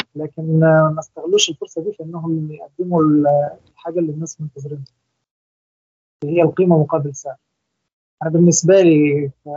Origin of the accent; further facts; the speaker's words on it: Egypt; وأنا طبعا مصري